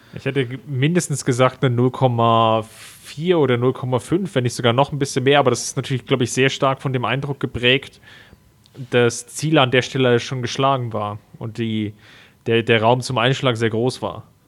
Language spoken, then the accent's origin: German; Germany; als, als Mitteleuropäer, als Deutsche